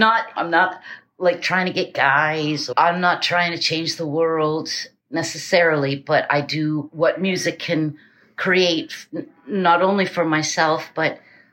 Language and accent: English; New Hampshire, United States; moved away; also born or lived in Eugene, Oregon / Portland, Maine / New York; I grew up in New Hampshire.